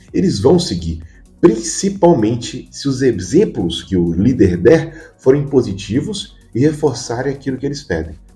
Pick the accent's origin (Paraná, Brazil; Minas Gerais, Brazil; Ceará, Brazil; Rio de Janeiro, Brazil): Minas Gerais, Brazil; Eu que sou mineiro